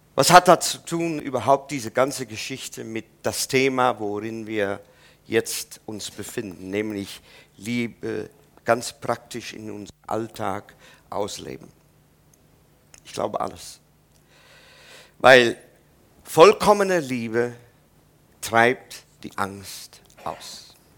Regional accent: Netherlands; German is a second language; moved away; ich als Holländer

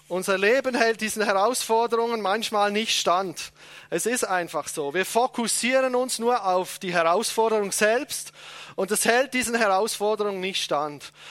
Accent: Switzerland; Entschuldigung, ich bin Schweizer, das fällt mir nicht so leicht.

